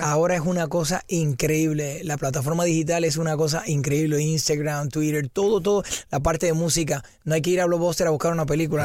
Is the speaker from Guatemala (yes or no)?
no; Puerto Rico; soy de Puerto Rico